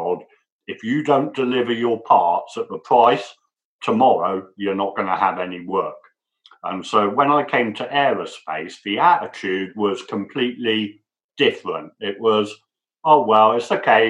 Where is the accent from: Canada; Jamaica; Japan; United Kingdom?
United Kingdom; England; moved away as an adult; now in United States; I'm English